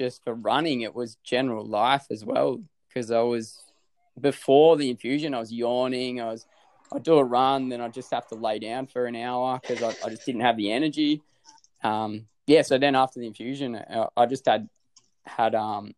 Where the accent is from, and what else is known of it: Australia